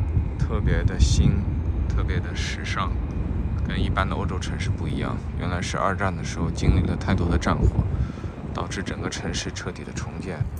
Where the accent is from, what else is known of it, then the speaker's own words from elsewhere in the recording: China; 我们中国人也喜欢房子，